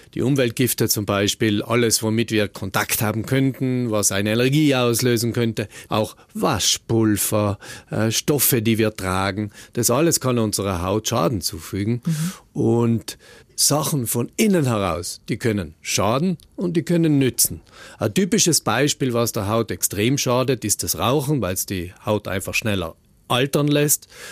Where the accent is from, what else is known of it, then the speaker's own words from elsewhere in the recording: South Tyrol, Trentino-Alto Adige, Italy; wir Südtiroler